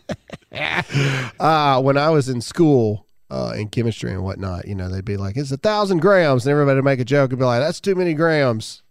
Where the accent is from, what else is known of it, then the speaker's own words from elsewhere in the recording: Mississippi, United States; I'm from Mississippi.